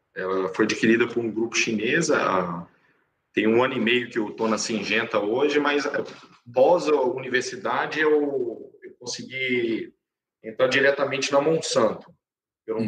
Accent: interior of Minas Gerais, Brazil; eu sou natural do interior de Minas Gerais

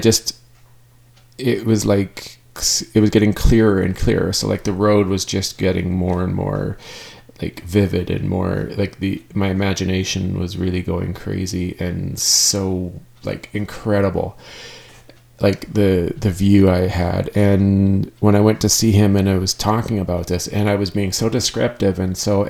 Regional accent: Canada; I am Canadian

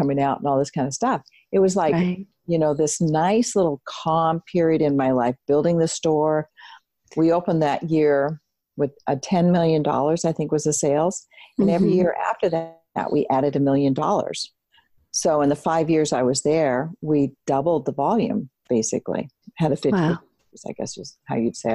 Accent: Seattle, Washington, United States; moved away as an adult; I grew up in Seattle.

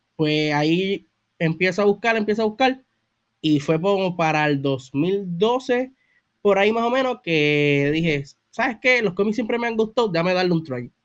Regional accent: Bayamón, Puerto Rico; soy de Bayamón, Puerto Rico

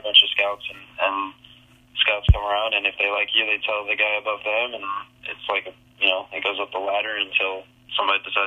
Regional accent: Florida, United States; I'm from Florida

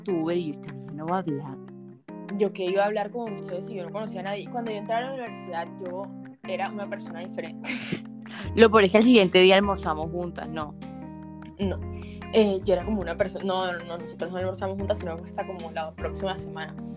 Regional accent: Santa Marta, Magdalena, Colombia; soy de Santa Marta

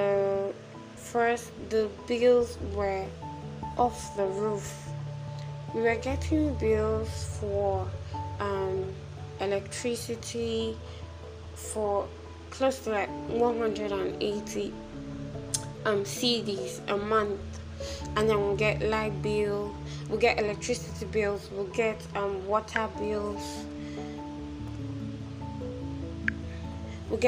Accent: Nigeria; moved away as an adult; also born or lived in Accra, Ghana; I'm a Nigerian.

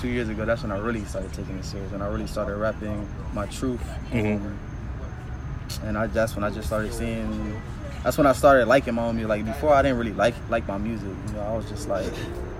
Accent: Kansas City, Missouri, United States; You know, growing up in Kansas City, my mentality for sure is affected.

